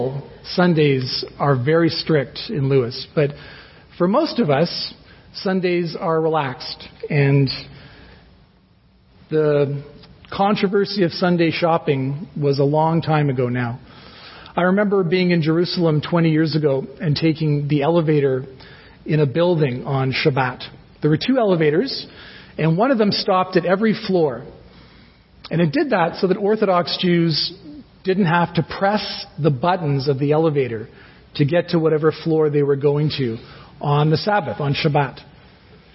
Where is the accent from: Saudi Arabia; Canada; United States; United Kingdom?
Canada; Toronto, Ontario; moved away as an adult; now in Guelph, Canada; we're from Toronto, and we've been in Guelph for 9 years now